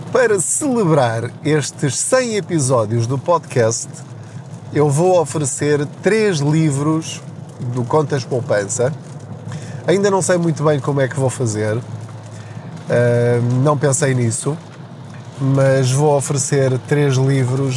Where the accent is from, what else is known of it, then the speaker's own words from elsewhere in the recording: Portugal; a nossa mentalidade enquanto portugueses